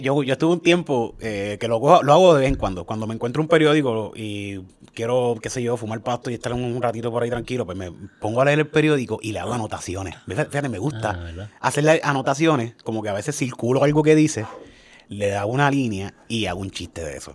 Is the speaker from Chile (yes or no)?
no; Cayey, Puerto Rico; yo soy de Calle, y yo soy un jibarito full de Calle